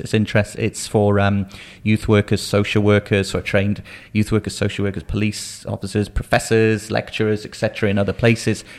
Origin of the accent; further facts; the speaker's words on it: Shropshire, West Midlands, United Kingdom; growing up in Shropshire.